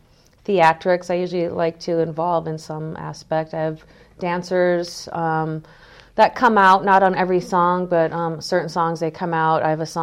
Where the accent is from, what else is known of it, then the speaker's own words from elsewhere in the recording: Green Bay, Wisconsin, United States; now in California, United States; growing up in the Midwest